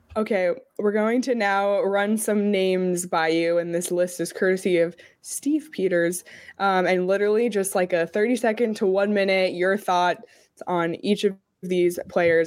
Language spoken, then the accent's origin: English; Canada; I'm Canadian